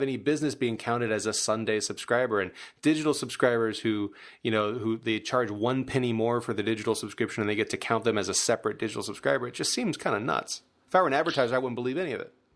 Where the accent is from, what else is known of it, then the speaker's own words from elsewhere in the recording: Louisiana, United States; I'm from Louisiana